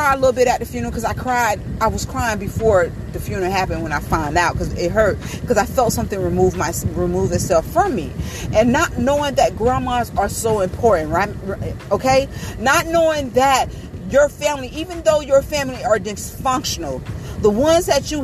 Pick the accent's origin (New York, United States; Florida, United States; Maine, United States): Florida, United States; because I'm from Florida